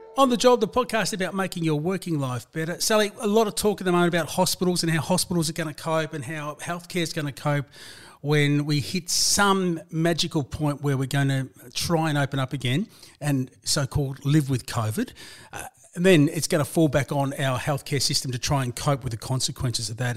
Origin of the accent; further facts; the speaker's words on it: Melbourne, Victoria, Australia; my hometown, my home suburb of Broadmeadows in the city of Hume in Melbourne's northern suburbs